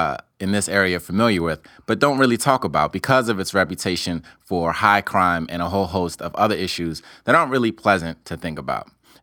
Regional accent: Silver Spring, Maryland, United States; moved away as an adult; also born or lived in Southeast Washington, D.C.; now in Washington, D.C., United States; I live in Southeast as well, and I've lived there for the past 2.5 years. And I'm from Silver Spring, so when I tell people I live in Southeast, they always question me, like, how do I like living there

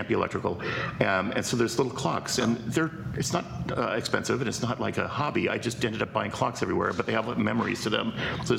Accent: Bellflower, California, United States; also born or lived in Chicago / Downey / Long Beach; I was born in Chicago, but when I was 3 years old, we moved out here. My dad's was a Lutheran minister, and he took a church out in Bellflower in the San Gabriel Valley. So in 1959, 1960, we moved out there. So I grew up, Bellflower, Downey, Long Beach, that kind of area.

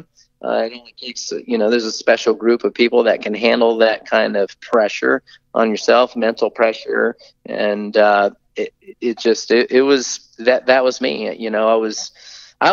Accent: Tallahassee, Florida, United States; also born or lived in California; growing up in Tallahassee, Florida

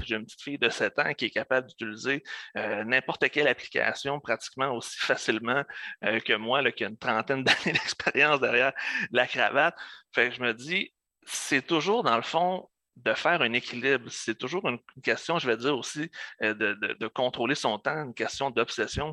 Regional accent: Lebel-sur-Quévillon, Quebec, Canada; first language French; also born or lived in Abitibi-Témiscamingue; je suis originaire euh, du nord du Québec, euh, d'un petit village du nom de Lebel-sur-Quévillon. Ensuite, je suis, euh, je suis déménagé en Abitibi-Témiscamingue

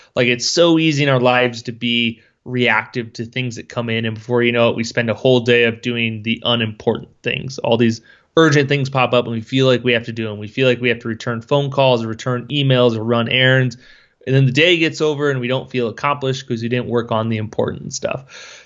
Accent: Schleswig, Iowa, United States; I grew up in Schleswig, Iowa, which is Farmville, next to a town of eight hundred people.

